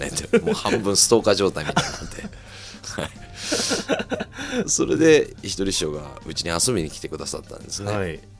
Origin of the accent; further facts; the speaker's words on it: Nakatsu, Oita, Japan; born or raised there; moved away as an adult; also born or lived in Tokyo